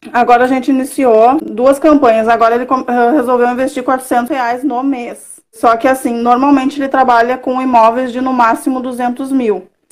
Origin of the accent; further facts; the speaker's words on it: Caçapava do Sul, Rio Grande do Sul, Brazil; moved away as an adult; now in Porto Alegre, Brazil; Eu sou do, do interior do Rio Grande do Sul, né? De, nascida em Caçapava do Sul, mas atualmente eu moro em Porto Alegre.